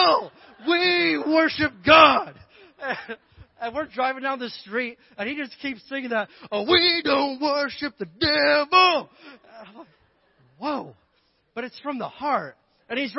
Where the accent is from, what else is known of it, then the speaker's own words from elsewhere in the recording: Indiana, United States; moved away; growing up in Indiana, of course, there's Jesus, then there's basketball